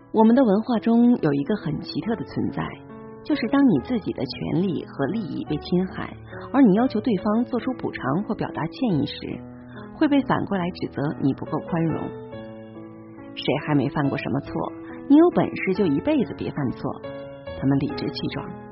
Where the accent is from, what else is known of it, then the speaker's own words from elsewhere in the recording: Northeast China, China; accent: Northeastern (Dongbei) dialect; 我们东北话